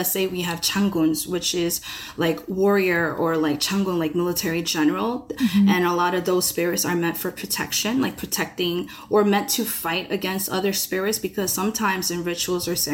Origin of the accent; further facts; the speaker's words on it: United States; being Korean American with lack of access to like the motherland